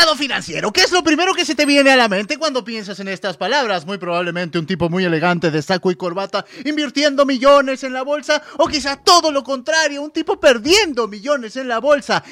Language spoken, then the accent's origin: Spanish; Peru; yo soy del majestuoso Perú